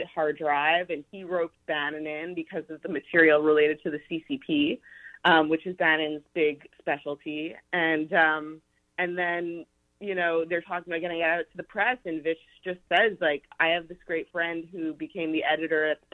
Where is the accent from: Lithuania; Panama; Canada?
Canada; moved away as an adult; also born or lived in Montreal; now in New York, United States; I'm Canadian, and I moved to New York to work at Fox News in 2016, right after I finished university